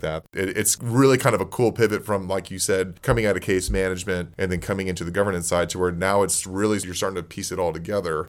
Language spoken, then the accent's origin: English; Corpus Christi, Texas, United States; moved away; also born or lived in Houston, Texas; I grew up in Corpus Christi, a little bit bigger than Beeville.